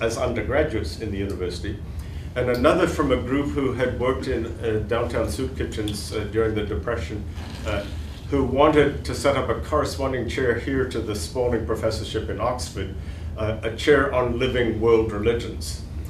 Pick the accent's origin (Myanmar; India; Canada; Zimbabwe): Myanmar; So my other religion is Buddhism, since I grew up in Burma at one point.